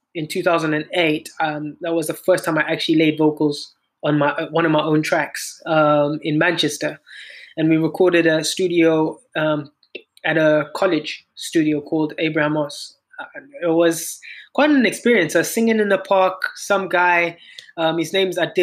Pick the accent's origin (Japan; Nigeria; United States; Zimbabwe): Zimbabwe; moved away as an adult; also born or lived in South Africa; I'm a singer-songwriter from Zimbabwe. Born and raised in Zimbabwe, pretty much.